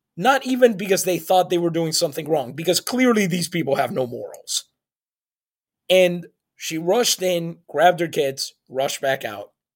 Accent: San Juan, Puerto Rico; English is a second language; I grew up in San Juan, Puerto Rico

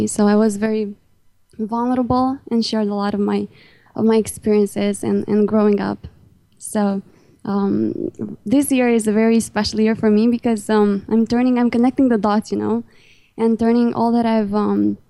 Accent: Romania; English is a second language; Even though I'm in Romania

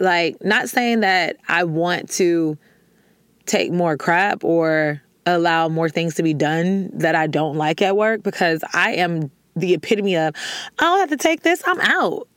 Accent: the South, United States; I'm from the South

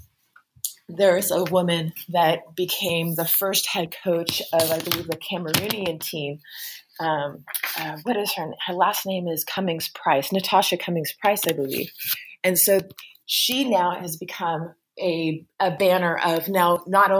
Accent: United States; as an American

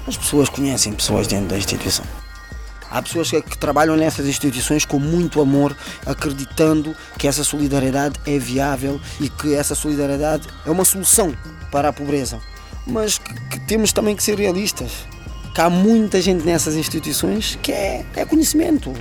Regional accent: Portugal; eu nas Fontainhas, falando do bairro onde eu cresci, onde eu aprendi

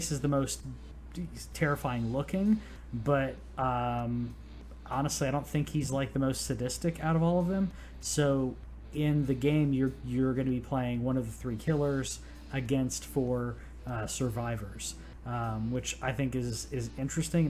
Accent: United States; I'm American

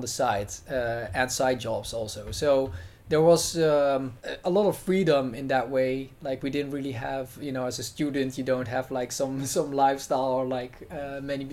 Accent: Netherlands; I'm uh, from the Netherlands

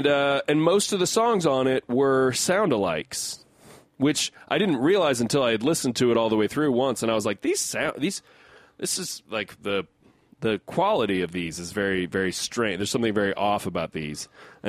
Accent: United States; I'm an American

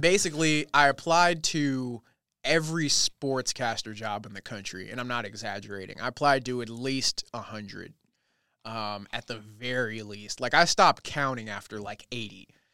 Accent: Los Angeles, California, United States; moved away as an adult; now in Redding, United States; I was born and raised in California my whole life

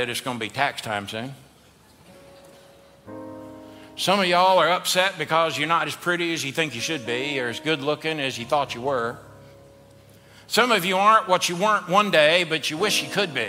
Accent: the South, United States; we're from the South.

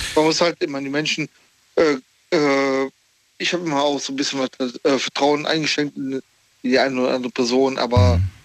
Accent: Cologne, North Rhine-Westphalia, Germany; aus Köln

